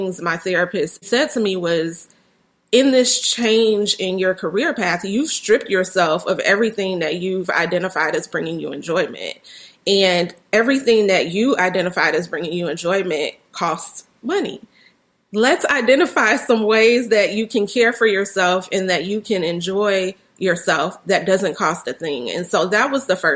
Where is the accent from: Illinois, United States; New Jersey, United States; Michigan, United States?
Illinois, United States; Chicago; especially here in my hometown of Chicago